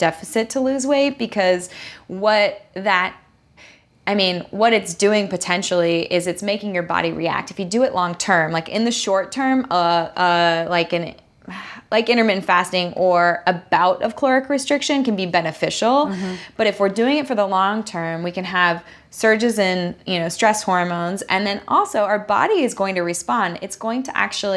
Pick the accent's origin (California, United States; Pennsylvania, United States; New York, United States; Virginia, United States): California, United States; Southern; I grew up here in Southern California